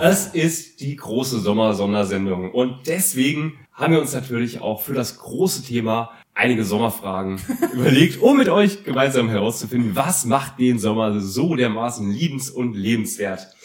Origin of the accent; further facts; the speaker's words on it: East Hesse, Germany; Ich bin ja in Osthessen aufgewachsen